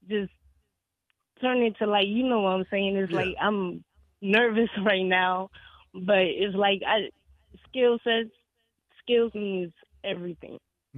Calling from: New Orleans, Louisiana, United States; And this is … from New Orleans.

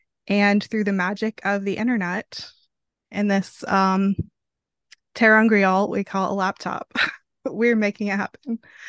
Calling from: Arkansas, United States; I am joining in from Arkansas, and we had to align our time zones.

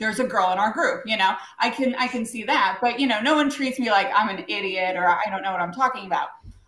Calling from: Richmond, Virginia, United States

